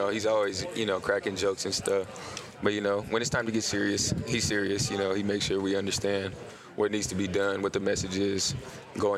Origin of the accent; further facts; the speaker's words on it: Arizona, United States; I like being in my home state